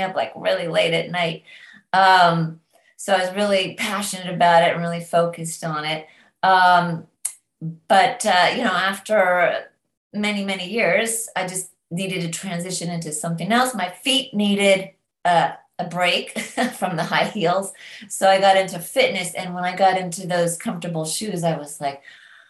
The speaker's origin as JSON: {"language": "English", "region": "Northern California", "country": "United States", "tie": "born or raised there", "also_born_or_lived": "London, England", "moved": "yes", "lives_now": "Nashville, United States", "said": "I grew up in California, Northern California, amongst the redwood trees"}